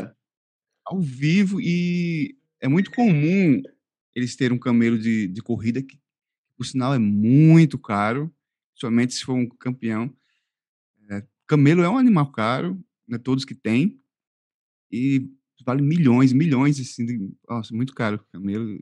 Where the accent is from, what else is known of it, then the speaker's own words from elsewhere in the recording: Northeast Region, Brazil; accent: Nordestino; now in Al Ain, United Arab Emirates; eu ser do Nordeste, como vocês devem ter percebido, meu sotaque, é, é de uma região quente